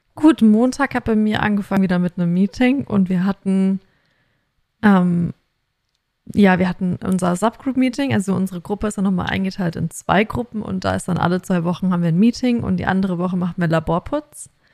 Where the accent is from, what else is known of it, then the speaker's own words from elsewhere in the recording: Germany; now in Australia; bei uns in Deutschland